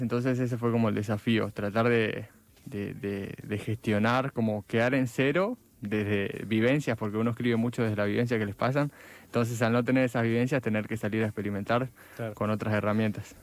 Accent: Villa Gesell, Buenos Aires Province, Argentina; now in Buenos Aires, Argentina; yo soy de Villa Gesell y allá mm, es muy apagado todo durante el invierno

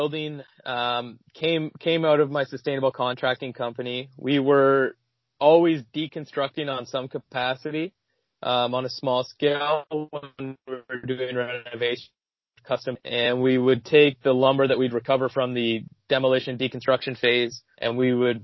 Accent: Ottawa, Ontario, Canada; also born or lived in Kingston, Ontario; So I grew up in Ontario. I grew up in Ottawa and then Kingston

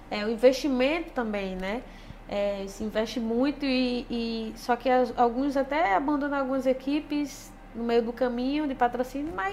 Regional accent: Northeast Region, Brazil; accent: nordestino; eu não consigo falar bem porque o meu sotaque já é muito arrastado ainda pro nordestino, né?

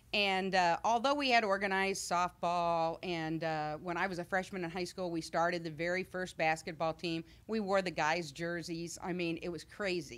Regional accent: Missouri, United States; moved away as an adult; now in Illinois, United States; I'm from Middle Missouri

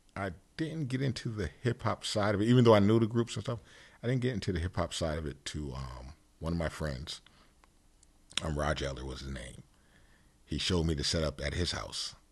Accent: Stratford, Connecticut, United States; also born or lived in Bridgeport, Connecticut; I grew up in Connecticut. Yes, I did. Yes, I did. And, um, Bridgeport, Stratford area

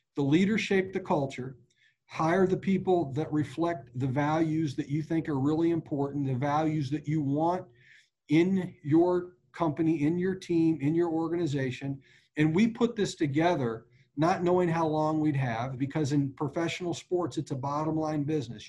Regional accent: Wichita, Kansas, United States; I was born in Wichita, Kansas. The Royals were my boyhood team.

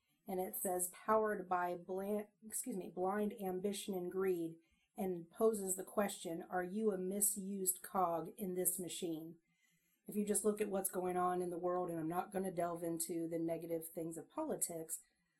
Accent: Canada; accent: Canadian; Sometimes my Canadian accent is Minnesota, but...

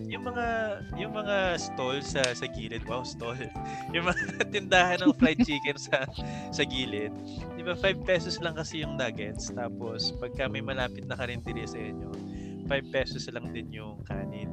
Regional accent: Mindoro, Mimaropa, Philippines; sa province ko sa Mindoro

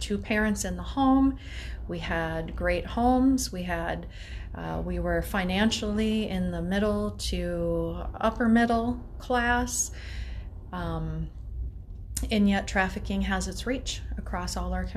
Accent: Minneapolis, Minnesota, United States; also born or lived in Eden Prairie, Minnesota; now in Chaska, United States; I grew up in Minneapolis, so was an inner city kid

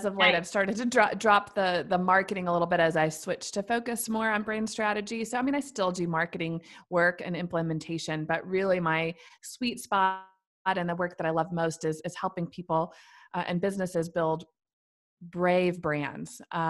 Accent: Missouri, United States; now in Nashville, United States; I've lived here for many years now, but I am originally from Central Missouri. So I moved to Nashville after college and for a job, met my now husband here. And so Nashville is now where I call home, but I'm originally a Midwestern farm girl.

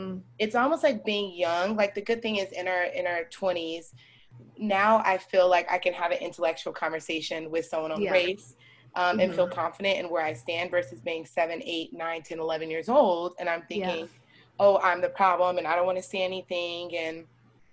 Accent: Scottsdale, Arizona, United States; also born or lived in Chicago, Illinois; I'm from Chicago and growing up around people that look like me. And I moved out here when I was 7 to Scottsdale

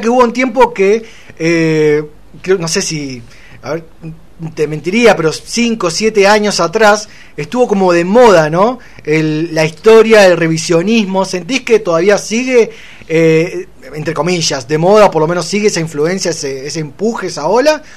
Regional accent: Argentina; somos argentinos

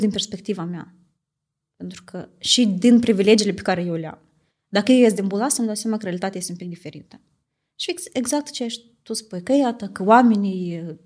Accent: Italy; moved away as an adult; now in Moldova; am crescut în Italia

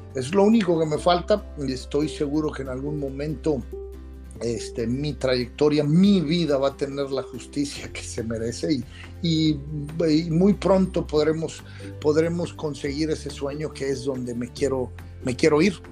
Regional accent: Mexico; moved away; also born or lived in United States; Born in Mexico, Made in America. Nacido en México, hecho en América

